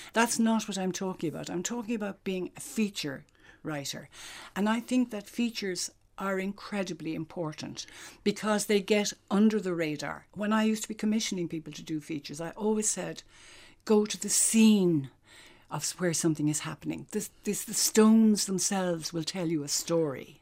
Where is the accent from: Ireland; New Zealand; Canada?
Ireland; County Cork, Munster; now in Dublin, Ireland; I'm out of Cork now, twice as long as I was ever in it. But I actually do feel very Cork, and I suppose it's because I grew up there.